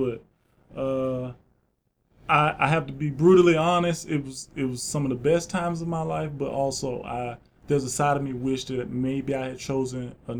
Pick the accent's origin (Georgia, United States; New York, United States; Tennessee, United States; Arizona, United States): Georgia, United States; Yeah, South Georgia, yeah.